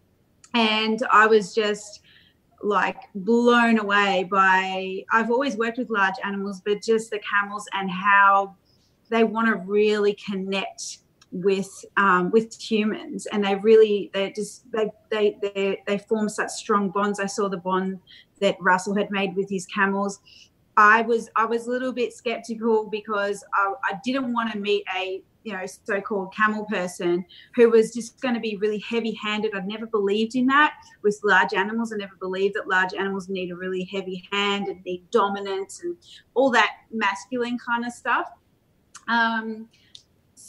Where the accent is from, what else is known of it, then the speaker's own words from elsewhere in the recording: Australia; we're from Australia